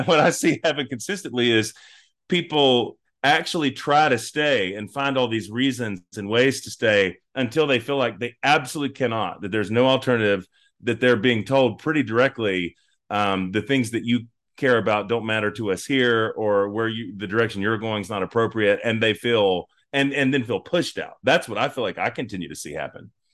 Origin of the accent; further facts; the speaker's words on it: North Carolina, United States; moved away as an adult; also born or lived in Oklahoma City, Oklahoma; I'm from North Carolina all my life until two thousand fifteen